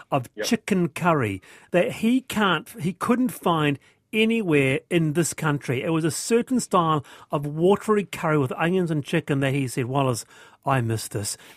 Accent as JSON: {"language": "English", "region": "Yorkshire and the Humber", "country": "United Kingdom", "lives_now": "New Zealand", "said": "Uh, and I'm a Yorkshireman. Fish, chips, and mushy peas."}